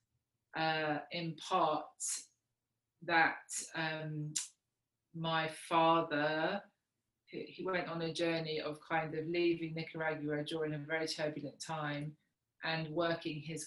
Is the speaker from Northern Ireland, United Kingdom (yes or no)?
no; Kent, South East England, United Kingdom; also born or lived in South Africa; I grew up originally in Kent, and then when I was 13, my parents moved to South Africa